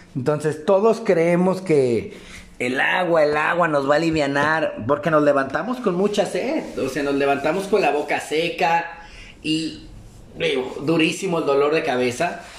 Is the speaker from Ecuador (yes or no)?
no; Mexico; nosotros tenemos la costumbre como buenos mexicanos